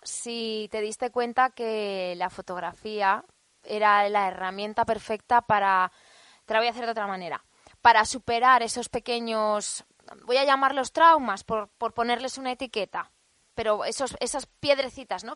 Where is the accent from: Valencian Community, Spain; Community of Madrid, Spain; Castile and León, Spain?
Valencian Community, Spain; Alcoy; en Alcoy, mi ciudad natal.